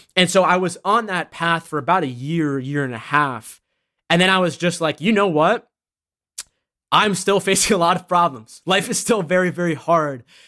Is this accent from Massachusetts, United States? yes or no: yes; Massachusetts, United States; also born or lived in Boston; I was born in Massachusetts